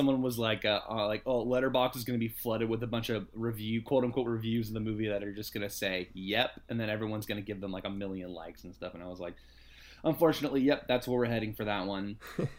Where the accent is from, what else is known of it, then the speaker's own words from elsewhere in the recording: France; Well, for me, growing up in France, we all said it Palme d'Or.